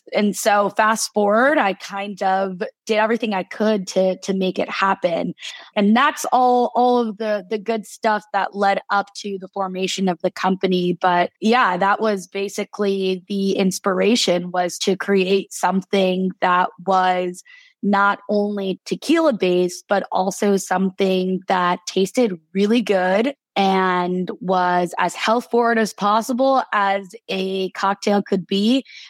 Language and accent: English; La Cañada Flintridge, California, United States; moved away as an adult; also born or lived in Boston, Massachusetts; I grew up in La Cañada, which is right next to Pasadena, the Rose Bowl.